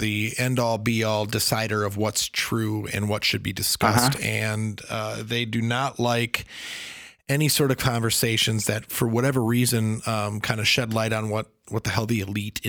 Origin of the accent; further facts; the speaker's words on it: Wisconsin, United States; I am from Wisconsin